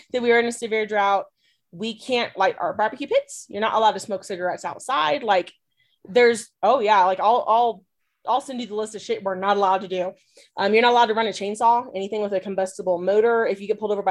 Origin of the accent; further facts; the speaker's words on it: Texas, United States; moved away; I'm a Texan